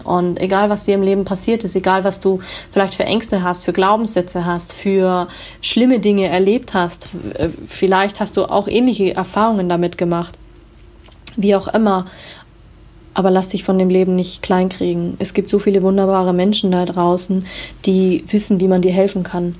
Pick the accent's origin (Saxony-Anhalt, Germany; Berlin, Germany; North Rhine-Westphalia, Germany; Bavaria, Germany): Bavaria, Germany; Munich; ich komme aus München